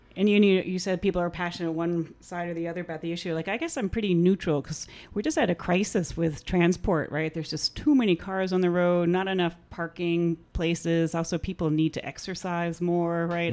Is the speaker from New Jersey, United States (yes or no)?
yes; Atlantic Highlands, New Jersey, United States; also born or lived in New York City; now in Asbury Park, United States; I am from Atlantic Highlands, New Jersey. Spend most of my life living here in Jersey, but native New Yorker, born in New York City